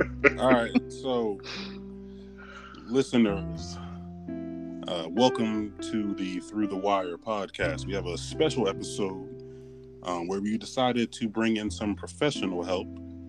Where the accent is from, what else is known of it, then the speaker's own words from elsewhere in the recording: New Jersey, United States; I'm from New Jersey